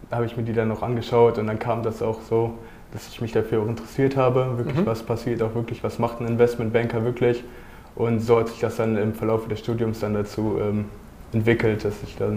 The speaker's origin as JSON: {"language": "German", "town": "Cologne", "region": "North Rhine-Westphalia", "country": "Germany", "tie": "born or raised there", "said": "ich komme aus Köln, ich, hab da, ich, hab da, ich bin da zur Schule gegangen."}